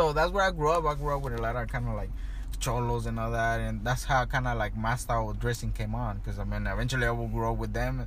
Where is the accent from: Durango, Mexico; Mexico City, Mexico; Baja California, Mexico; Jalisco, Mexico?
Baja California, Mexico; Tijuana; now in Los Angeles, United States; I grew up and was born in Tijuana.